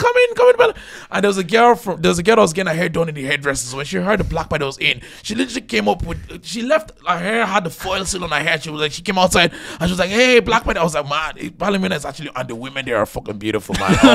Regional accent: Dublin, Leinster, Ireland; also born or lived in Nigeria; now in Kildare, Ireland; I love Dublin because I was raised in Dublin

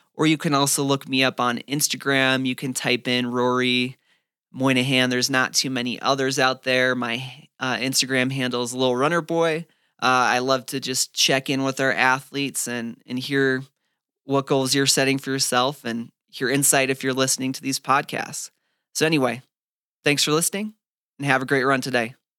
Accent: Fargo, North Dakota, United States; also born or lived in Phoenix, Arizona; now in Flagstaff, United States; growing up in Fargo, North Dakota

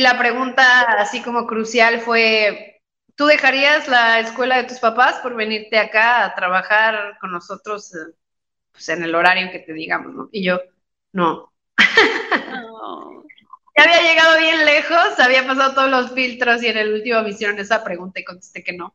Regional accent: Querétaro, Mexico; also born or lived in Mexico City; se mudaron de, de la Ciudad de México, porque somos de la Ciudad de México. Se mudaron a Querétaro y pusieron una escuela que se llama Mi Fasol.

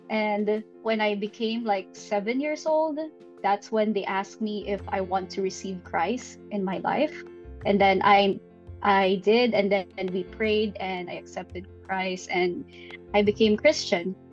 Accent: Philippines; English is a second language; also born or lived in Ibaraki, Japan; now in Tokyo, Japan; I'm from the Philippines and um, I currently live in Tokyo. I used to live in Ibaraki as well.

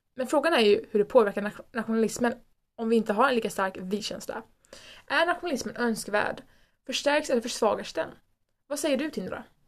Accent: Sweden; vi älskar vårt land och att vi är svenskar

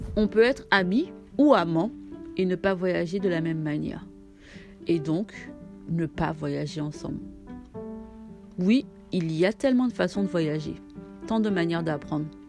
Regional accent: Martinique; Je suis martiniquaise

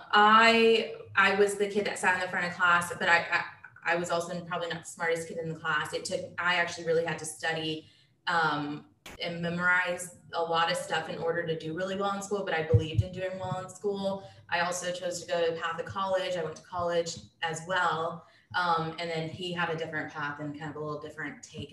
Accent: Dallas, Texas, United States; am born and raised in Dallas, Texas

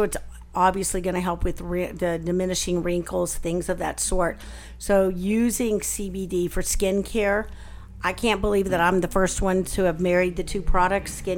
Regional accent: the South, United States; I'm from the South

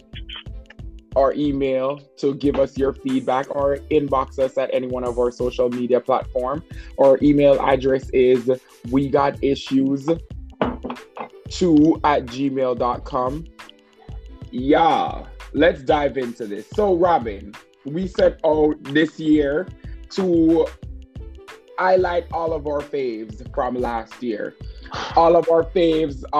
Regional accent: Jamaica; I'm from Jamaica

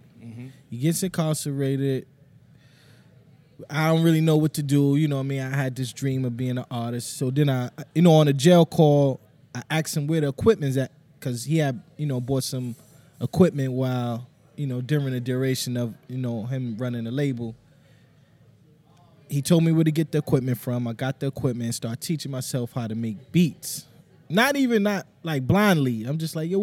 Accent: New York City, New York, United States; I grew up in Harlem

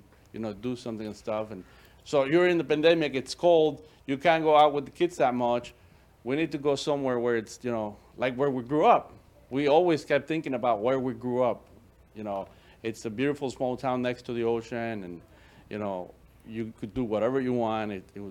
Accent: Chicago, Illinois, United States; moved away as an adult; also born or lived in Veracruz, Mexico; I grew up in Chicago

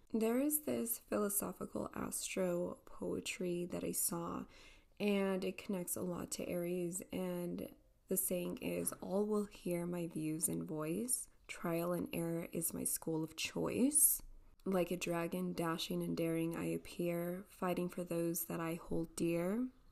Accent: El Paso, Texas, United States; here in El Paso, Texas

